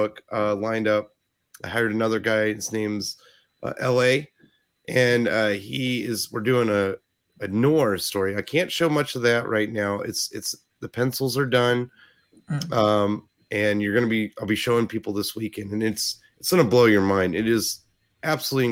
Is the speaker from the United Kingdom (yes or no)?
no; Ohio, United States; accent: Ohio; my Ohio accent